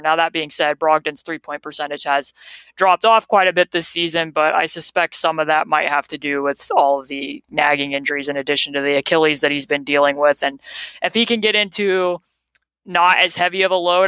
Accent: Indiana, United States; I grew up here in Indiana

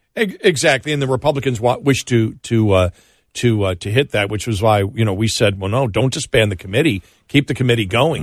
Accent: Buffalo, New York, United States; moved away; growing up in Buffalo, people assume you do.

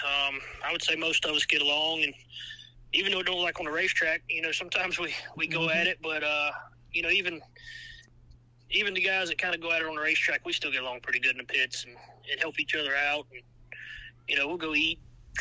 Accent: Savannah, Georgia, United States; I'm from the Savannah area, so I'm only about 30 minutes from Scriven.

